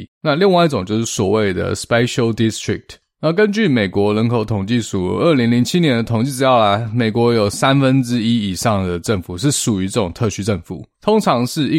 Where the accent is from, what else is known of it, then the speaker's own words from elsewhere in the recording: Taiwan; 这在我们台湾人听起来就觉得非常荒唐哦，